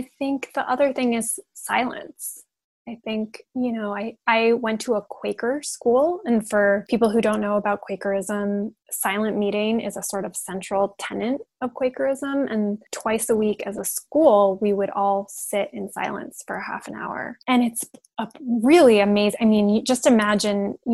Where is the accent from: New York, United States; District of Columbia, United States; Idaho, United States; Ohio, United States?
New York, United States; New York City; moved away as an adult; also born or lived in Bay Area, California; I grew up in New York City in an apartment